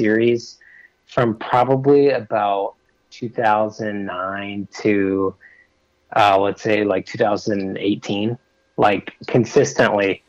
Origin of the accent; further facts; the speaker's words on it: Redding, California, United States; moved away as an adult; now in Portland, United States; I'm originally from Redding, California